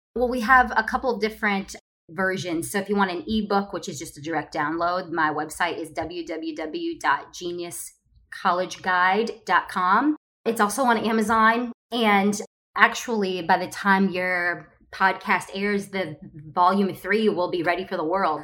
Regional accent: Ohio, United States; moved away as an adult; now in Los Angeles, United States; I am originally from Ohio

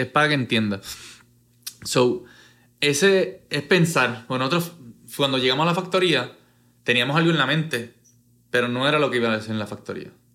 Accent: Puerto Rico

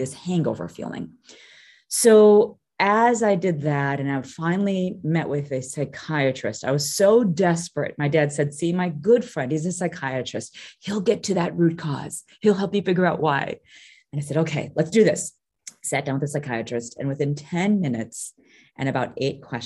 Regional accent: Chicago, Illinois, United States; also born or lived in Kampala, Uganda; I was actually born in Kampala, Uganda, and then we were kicked out of the country at a very young age. I was about 6 months old, grew up in Chicago

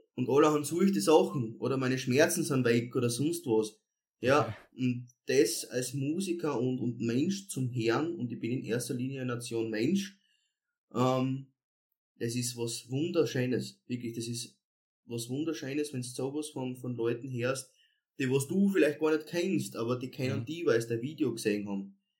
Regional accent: Edelschrott, Styria, Austria; ich komme ja ursprünglich aus dem, Bezirk, aus dem Bezirk Volzberg, aus Edelschrott, ähm, habe dort meine Kindheit verbracht

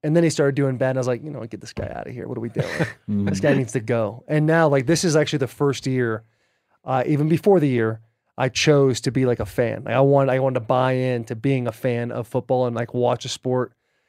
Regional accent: Arizona, United States; also born or lived in Michigan; But as I told you guys before the show, I grew up in Arizona, went to the University of Michigan

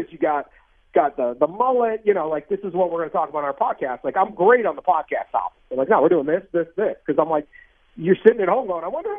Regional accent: East Coast, United States; also born or lived in California; I grew up in the East Coast, so I don't feel foreign to the East Coast. I spent a lot of time in California, but, I mean, I live in the middle of the country

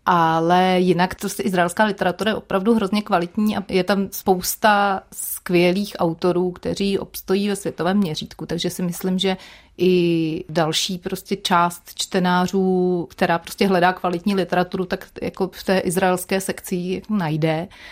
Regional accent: Czechia

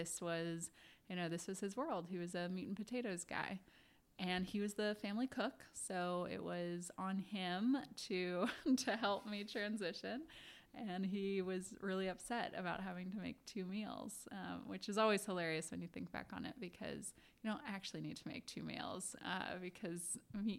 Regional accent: Washington, District of Columbia, United States; now in New York, United States; I grew up on Capitol Hill in DC

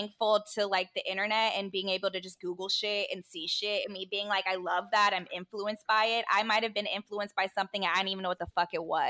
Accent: the Bay Area, California, United States; I'm from the Bay

